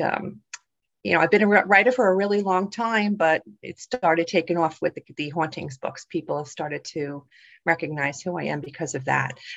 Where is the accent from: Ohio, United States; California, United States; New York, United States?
New York, United States; New York City; accent: New York; moved away as an adult; now in New Jersey, United States; I live in New Jersey in the United States, born and raised in the Bronx, though, in New York. So don't get me mad because you'll hear the accent come out for sure.